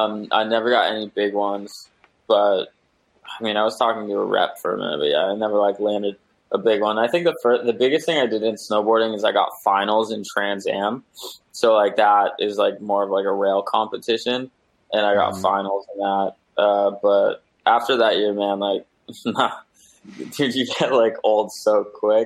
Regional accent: Lyndonville, Vermont, United States; also born or lived in Wasilla, Alaska; now in Seattle, United States; I was born in Wasilla, Alaska, and I was raised in the woods in Vermont

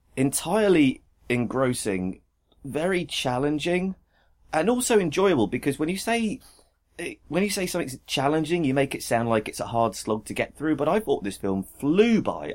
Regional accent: United Kingdom; as a Brit

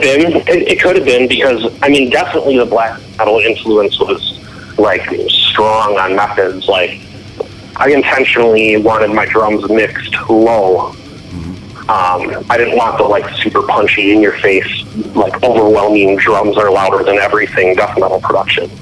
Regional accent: Milwaukee, Wisconsin, United States; moved away as an adult; also born or lived in Knoxville, Tennessee; I was, you know, born and raised in Milwaukee, lived in the same suburb of Milwaukee my whole life, and then I just like moved to Knoxville.

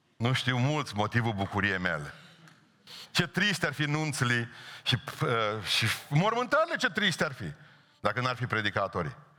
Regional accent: Bihor County, Romania; la noi este cuvântul a buieci, verb în Bihor

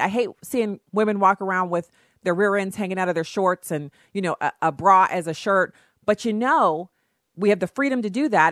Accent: United States; I was an American citizen

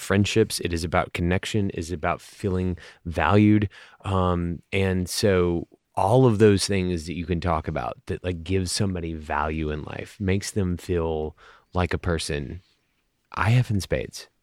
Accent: United States; as American brewers

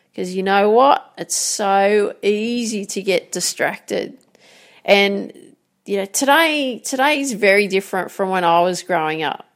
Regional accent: Grafton, New South Wales, Australia; So I grew up in Grafton, called the Jacaranda City.

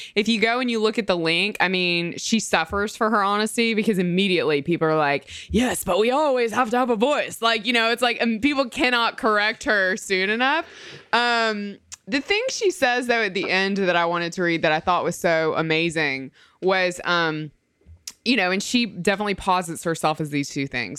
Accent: Mississippi, United States; I'm from Mississippi

